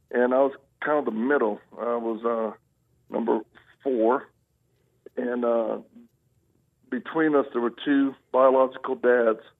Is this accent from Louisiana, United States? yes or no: yes; Louisiana, United States; also born or lived in Mississippi / Texas; Well, I, I'm a Southern boy. I was born in Louisiana